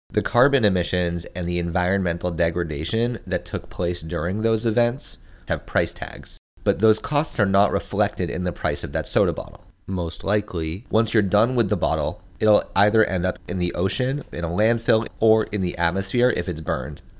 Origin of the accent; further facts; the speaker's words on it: United States; we as American consumers